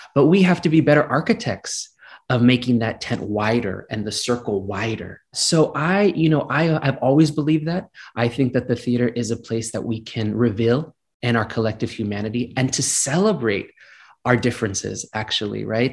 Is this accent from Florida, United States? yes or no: no; Gilroy, California, United States; growing up in Gilroy, California, which is just south of San Francisco